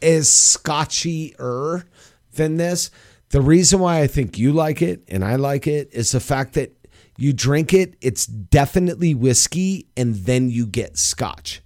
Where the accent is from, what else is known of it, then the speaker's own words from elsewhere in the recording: United States; as an American